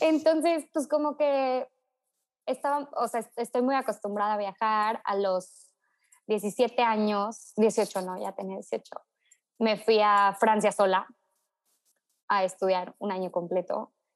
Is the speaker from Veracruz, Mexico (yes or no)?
yes; Tuxpan, Veracruz, Mexico; soy de Tuxpan, Veracruz